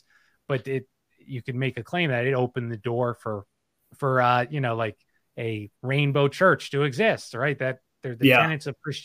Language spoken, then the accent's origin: English; outside Philadelphia, Pennsylvania, United States; Right outside Philadelphia